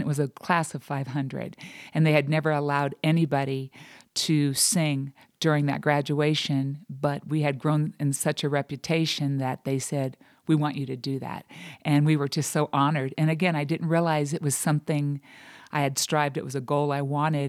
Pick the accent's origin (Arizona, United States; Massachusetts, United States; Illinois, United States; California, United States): California, United States; Buena Park; Originally, I'm from Buena Park, California.